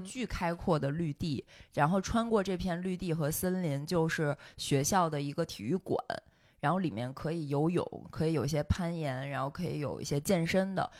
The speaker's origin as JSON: {"language": "Chinese", "region": "Beijing", "country": "China", "also_born_or_lived": "Germany", "said": "我当时作为一个从北京这样的城市来的"}